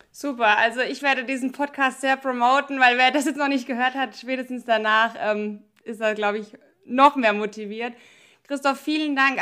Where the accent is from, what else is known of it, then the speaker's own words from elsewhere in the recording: Germany; ich komme aus dem Odenwald